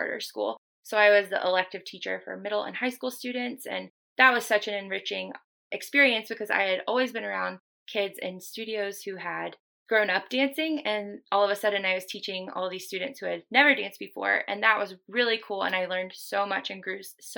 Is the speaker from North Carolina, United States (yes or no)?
yes; Raleigh, North Carolina, United States; now in Jacksonville, United States; I grew up in Raleigh, North Carolina